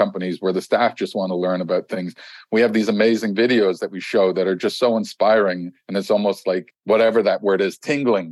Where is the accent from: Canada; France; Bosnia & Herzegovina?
Canada; I'm Canadian